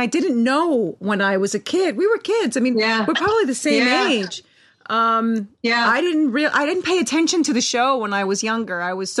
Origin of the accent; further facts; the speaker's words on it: United States; I'm Italian American. I don't speak.